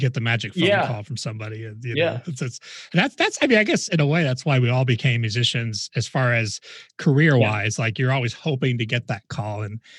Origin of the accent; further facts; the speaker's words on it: Huntington Beach, California, United States; moved away as an adult; now in Las Vegas, United States; I grew up in Huntington Beach, and I left to come out to Vegas in 88.